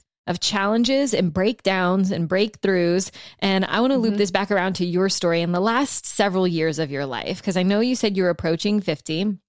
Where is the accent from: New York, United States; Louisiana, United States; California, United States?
Louisiana, United States; And I had never even seen fucking snow like this before in my life. I'm from South Louisiana. I'm like, I've only ever seen this in the movies.